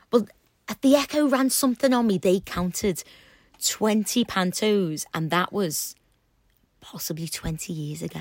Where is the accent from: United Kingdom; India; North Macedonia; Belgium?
United Kingdom; Liverpool, North West England; accent: Scouse